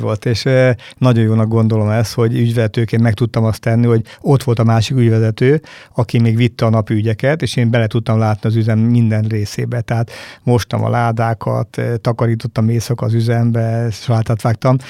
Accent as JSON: {"language": "Hungarian", "town": "Battonya", "region": "Békés", "country": "Hungary", "tie": "born or raised there", "said": "én falusi gyerek vagyok, Batonyán születtem"}